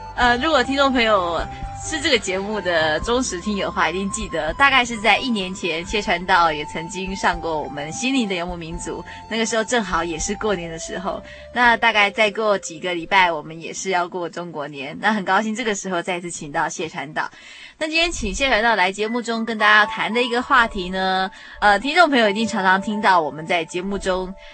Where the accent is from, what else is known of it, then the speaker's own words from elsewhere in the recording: Taiwan; 以台湾来说，我们是宗国人